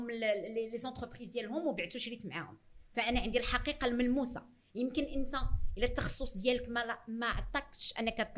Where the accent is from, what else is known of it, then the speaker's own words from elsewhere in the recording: Morocco; احنا كان احنا احنا مغاربه